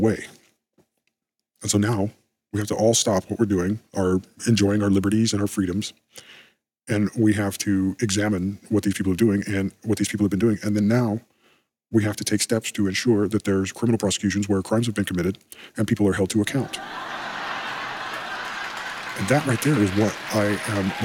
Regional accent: United States; I am an American

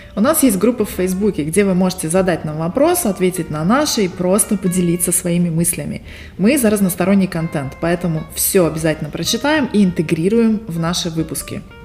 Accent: Barnaul, Altai Krai, Russia; now in Las Vegas, United States; Я родилась в Сибири, в городе Барнаул, а сейчас живу в Лас-Вегасе, штат Невада, и это моя вторая эмиграция

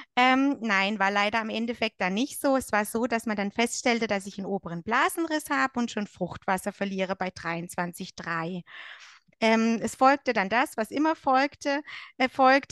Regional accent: Germany; moved away as an adult; now in Switzerland; ich komme ursprünglich aus Deutschland und lebe aber seit sechs Jahren mit meinem Mann in der Schweiz.

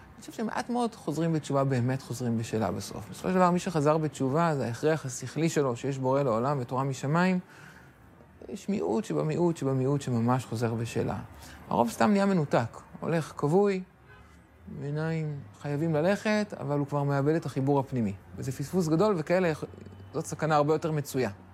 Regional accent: Ra'anana, Central District, Israel; גדלתי ברעננה, אה, למדתי בתיכון אוסטרובסקי

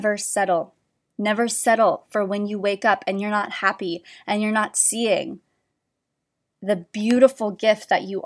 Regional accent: Orange County, California, United States; moved away; I was from Orange County

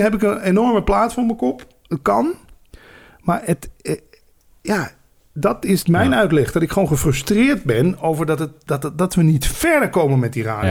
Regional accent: Limburg, Netherlands; moved away; als Limburger

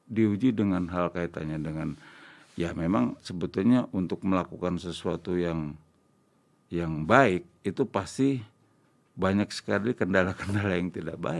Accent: Java, Indonesia; Saya orang Jawa, saya jarang ngomong.

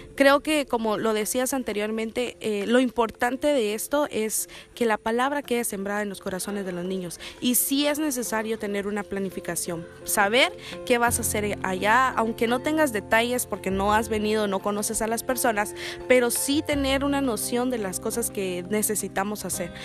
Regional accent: Guatemala; soy de Guatemala

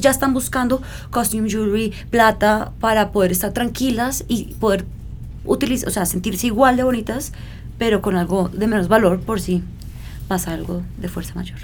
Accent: Colombia; moved away as an adult; also born or lived in Milan, Italy; yo crecí en Colombia, eh, lejos de mi padre, lejos de Pakistán

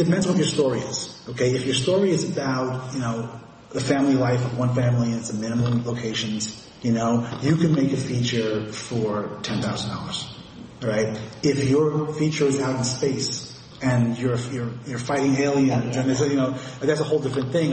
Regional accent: New York City, New York, United States; when I was a very small boy, I was growing up in Forest Hills

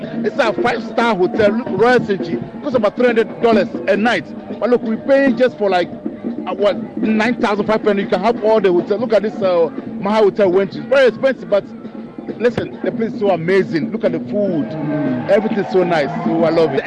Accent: Tema, Greater Accra, Ghana; now in United Kingdom; I was born and bred in Tema

